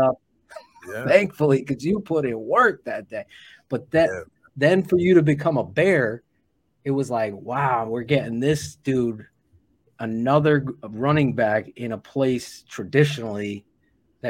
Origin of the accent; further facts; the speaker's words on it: Connecticut, United States; as a Bears fan growing up in Connecticut